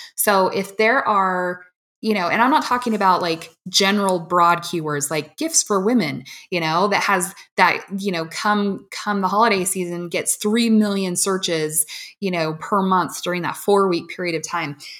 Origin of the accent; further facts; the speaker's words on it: Washington, United States; I grew up in Washington